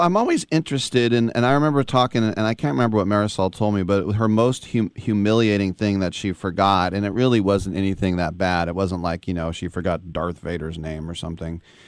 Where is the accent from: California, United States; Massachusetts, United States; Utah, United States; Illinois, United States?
California, United States; Oakland; I'm from Oakland